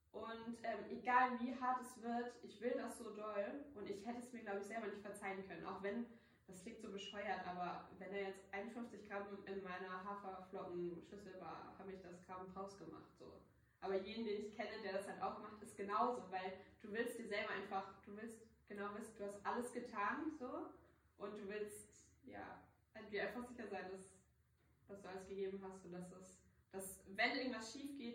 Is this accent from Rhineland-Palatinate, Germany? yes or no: no; Hamburg, Germany; ich komme aus Hamburg